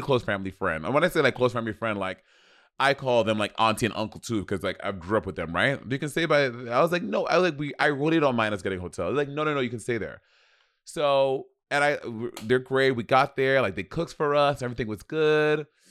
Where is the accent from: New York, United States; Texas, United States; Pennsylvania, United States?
New York, United States; New York City; I'm from motherfucking New York City